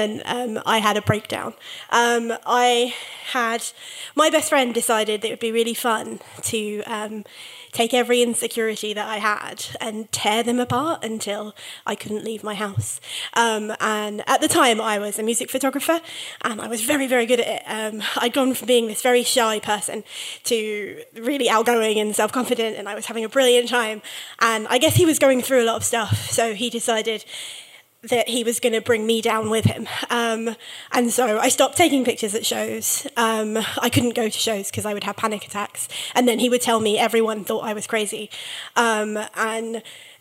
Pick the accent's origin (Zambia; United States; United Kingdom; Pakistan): United Kingdom; England; as an English person